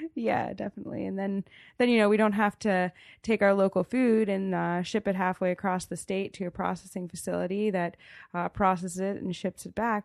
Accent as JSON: {"language": "English", "town": "Damascus", "region": "Maryland", "country": "United States", "tie": "born or raised there", "moved": "yes", "lives_now": "Frostburg, United States", "said": "I grew up on a farm in Damascus. That's, uh, in Montgomery County"}